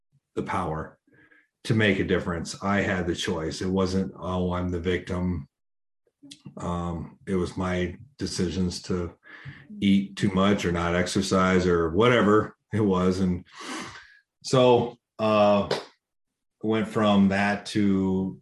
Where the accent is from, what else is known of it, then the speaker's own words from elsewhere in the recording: Iowa, United States; moved away; also born or lived in Phoenix; Iowa. So Midwest, on a farm